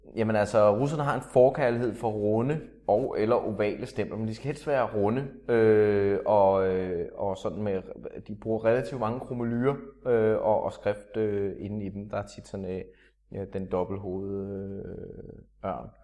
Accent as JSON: {"language": "Danish", "country": "Denmark"}